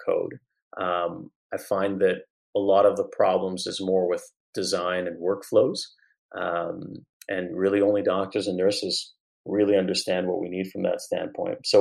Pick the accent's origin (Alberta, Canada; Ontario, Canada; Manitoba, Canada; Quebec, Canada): Quebec, Canada; Montreal; I grew up in Montreal